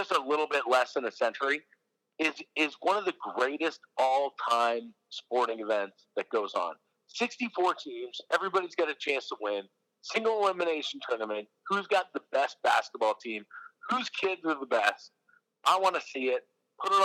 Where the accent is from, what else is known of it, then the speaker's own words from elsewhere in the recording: United States; now in Canada; I grew up in the States, and I went to high school in the States